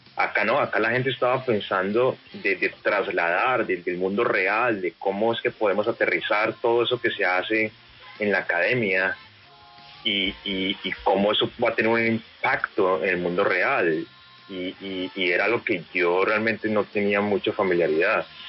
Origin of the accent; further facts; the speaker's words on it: Cali, Valle del Cauca, Colombia; estando en Cali y con la influencia de los equipos de Cali, creciendo en Cali